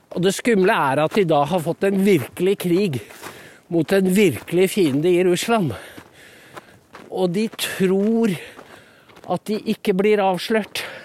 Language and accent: Norwegian; Norway; de husmødrene rundt om på Gala, der jeg er fra